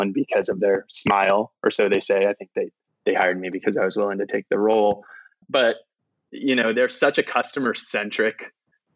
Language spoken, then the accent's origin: English; San Francisco, California, United States; I grew up in San Francisco